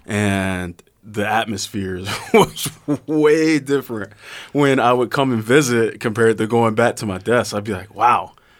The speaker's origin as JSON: {"language": "English", "town": "Atlanta", "region": "Georgia", "country": "United States", "moved": "as an adult", "said": "I'm from Georgia"}